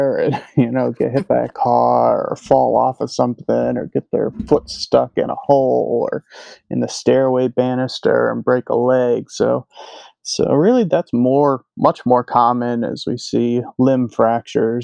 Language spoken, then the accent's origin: English; Illinois, United States; moved away as an adult; also born or lived in Prince Edward Island / Houston, Texas / Virginia; now in New Jersey, United States; I'm originally from Illinois and did vet school there